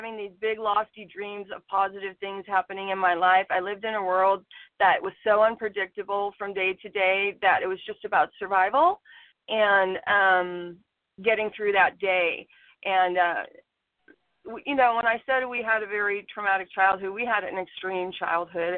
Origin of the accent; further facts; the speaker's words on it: San Jose, California, United States; also born or lived in Chicago, Illinois; I was born in Chicago, and we lived there till I was in about the fourth grade. So we moved to California. We moved around quite a bit in 1 year of our life, and then we finally settled in San Jose, and I've been in California ever since